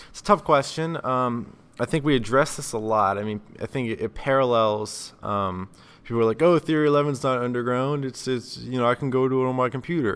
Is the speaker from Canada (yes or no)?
no; South Carolina, United States; now in Las Vegas, United States; I'm from South Carolina, so I'm not used to this cold weather. Right now, I live in Vegas